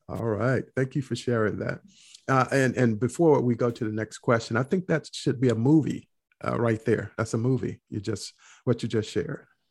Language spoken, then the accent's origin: English; North Carolina, United States; I grew up in North Carolina